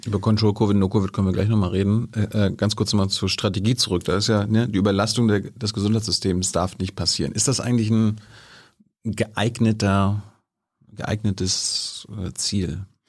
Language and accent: German; East Germany, Germany; ich bin ja ein Ostdeutscher.